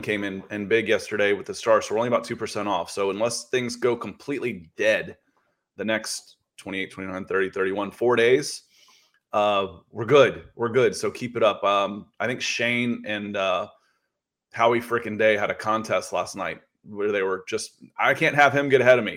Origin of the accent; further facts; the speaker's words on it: Akron, Ohio, United States; I was born in Akron, Ohio